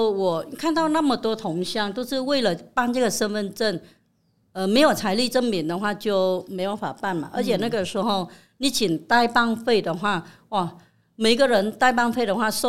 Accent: Vietnam; moved away as an adult; now in Taiwan; 来自越南。

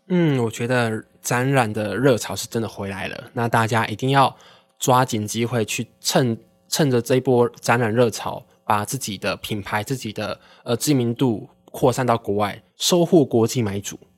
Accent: Taiwan; 其实我们台湾人的接受度应该会蛮高

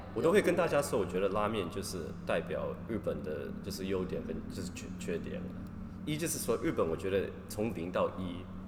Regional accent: Toronto, Ontario, Canada; moved away as an adult; also born or lived in Shizuoka, Japan / Ishinomaki, Japan; now in Tokyo, Japan; 我在加拿大长大的时候，就是在多伦多，啊，就是一个大的都市嘛

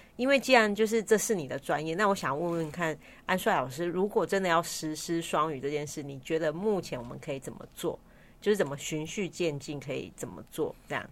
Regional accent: Taiwan; 像我们台湾不是会有就是主语

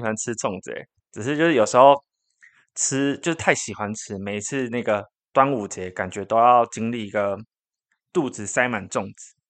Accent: Taichung, Taiwan; 台中人啊？你要说大米鸡吗？

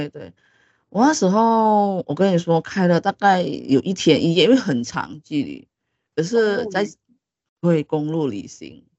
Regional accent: Malaysia; 因为可能台湾的 boss 们可能不是很了解我们就是马来西亚的。

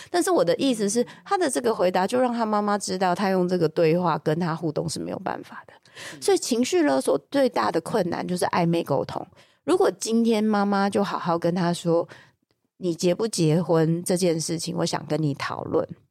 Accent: Taiwan; 我们台湾社会

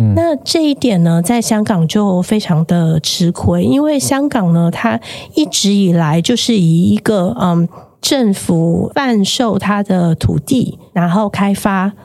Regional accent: Taiwan; moved away as an adult; now in Hong Kong; 我是台湾人

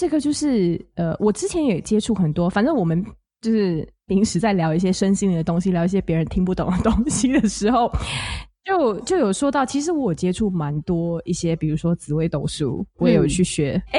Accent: Singapore; 我来自新加坡。

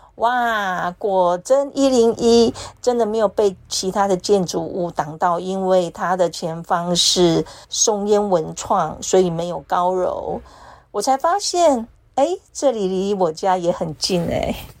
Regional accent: Taitung County, Taiwan; now in Taipei, Taiwan; 每年的除夕我大多是回台东老家陪我高龄的妈妈过节

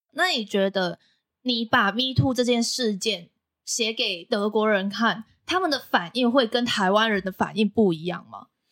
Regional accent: Macau; now in Taiwan; 我是来自澳门的

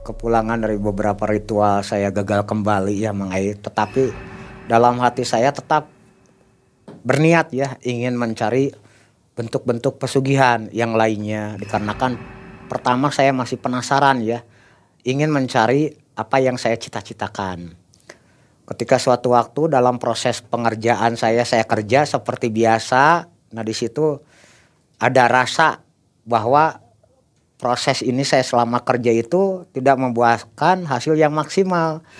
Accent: Bandung, West Java, Indonesia; Saya bilang saya dari kota Bandung.

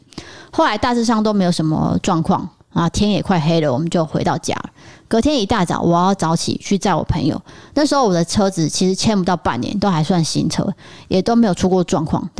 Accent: Chiayi, Taiwan; 但是我是嘉义人，对于这个房屋的故事，我也是非常熟悉。

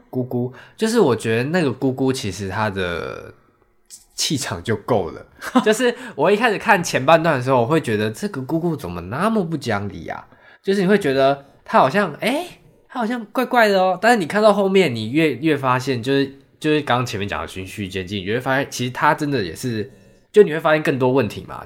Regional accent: Taiwan; 我们其实台湾人

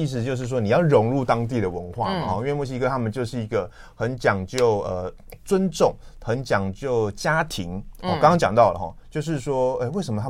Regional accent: Taiwan; 所以他就不像我们台湾人啊，

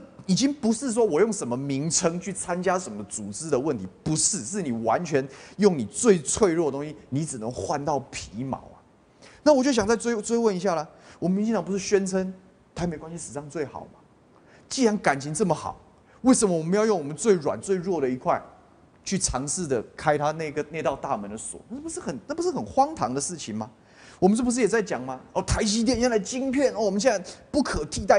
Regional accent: Taiwan; 你哪里可以碰我台湾的猪农的权益呢？你哪里可以碰我台湾人民食安的权益呢？

